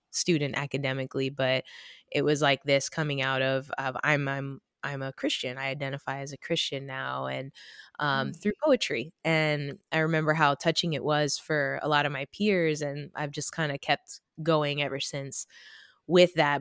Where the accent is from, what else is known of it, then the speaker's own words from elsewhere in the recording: Florida, United States; I was raised in Florida